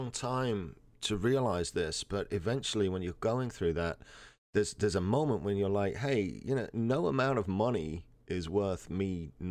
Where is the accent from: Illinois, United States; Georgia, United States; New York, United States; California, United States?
New York, United States; New York City; So we're from New York, New York.